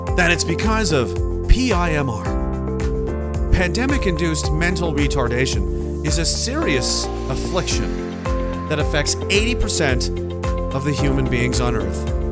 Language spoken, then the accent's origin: English; Canada; as Canadian citizens